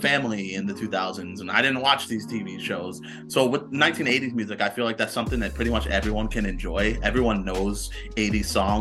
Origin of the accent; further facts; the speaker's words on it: New York, United States; I'm from New York.